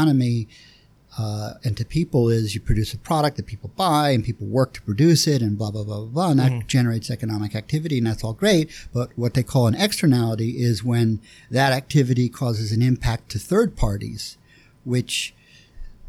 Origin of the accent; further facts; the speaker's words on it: Philadelphia, Pennsylvania, United States; I grew up in West Philly